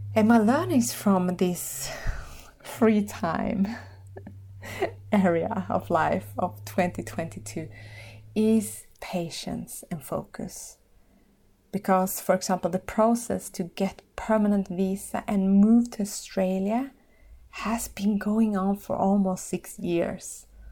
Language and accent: English; Finland; in my own country, my home country, Finland.